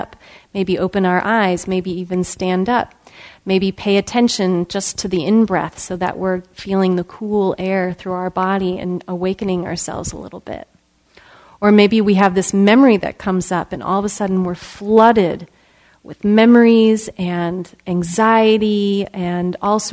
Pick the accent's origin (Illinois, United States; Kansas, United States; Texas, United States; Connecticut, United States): Illinois, United States; just outside of Chicago; I grew up in Illinois, and just outside of Chicago